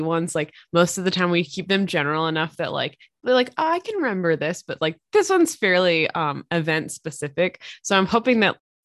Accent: Pennsylvania, United States; moved away as an adult; I'm from Pennsylvania

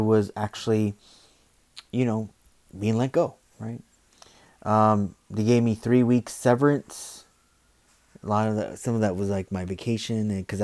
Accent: United States; I'm American, born and raised here

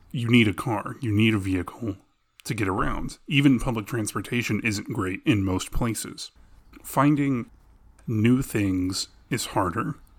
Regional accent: Arlington, Texas, United States; we grew up in Arlington, Texas, which is smack dab in between Dallas and Fort Worth

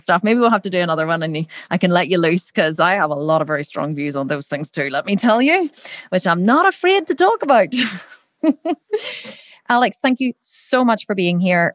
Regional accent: Ireland; I'm Irish

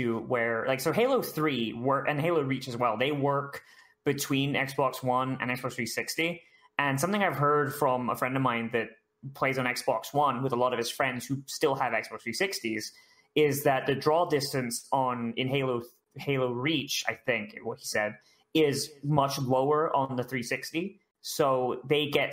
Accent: Florida, United States; I'm from Florida.

